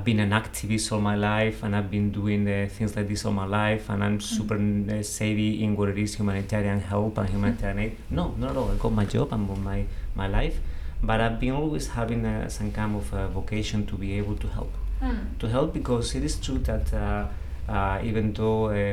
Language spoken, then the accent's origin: English; Seville, Andalusia, Spain; I'm from Seville